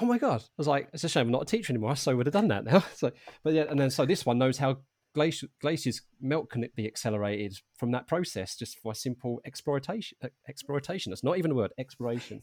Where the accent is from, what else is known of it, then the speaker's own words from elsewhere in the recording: Harlow, East of England, United Kingdom; I'm originally from Arlo in Essex